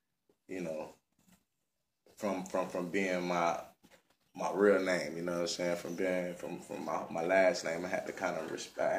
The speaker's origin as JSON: {"language": "English", "region": "Florida", "country": "United States", "also_born_or_lived": "Georgia", "said": "From Palm Beach County. Kind of born and raised a little bit everywhere. Family originates from Belgrade, went to Florida."}